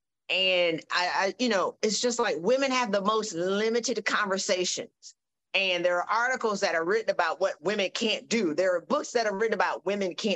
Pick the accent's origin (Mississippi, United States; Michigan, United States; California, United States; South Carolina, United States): South Carolina, United States; I'm from South Carolina